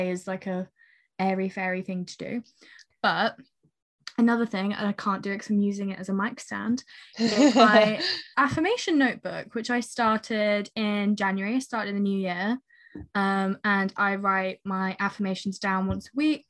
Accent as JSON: {"language": "English", "country": "United Kingdom", "said": "as British people"}